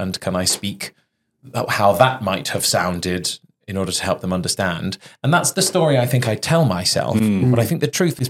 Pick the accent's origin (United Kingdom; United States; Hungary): United Kingdom; Cardiff, Wales; I'm from Cardiff